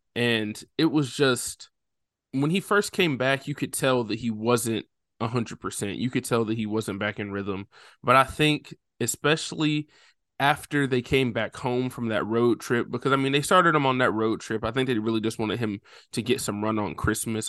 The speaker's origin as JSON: {"language": "English", "area": "right outside of Nashville", "region": "Tennessee", "country": "United States", "tie": "born or raised there"}